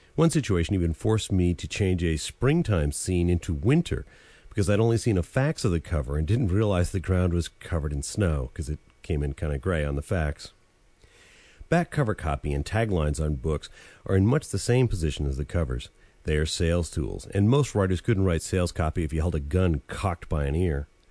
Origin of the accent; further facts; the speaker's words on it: Vermont, United States; I grew up in Vermont, and in the regional English of New England, the past tense of dive is dove